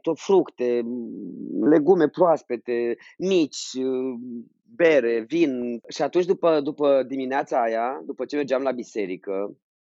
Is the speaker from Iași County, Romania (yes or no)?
yes; Iași, Iași County, Romania; am și fost, cât de mic eram în Iași, clasa 4 nu? Atunci m-a prins Revoluția pe mine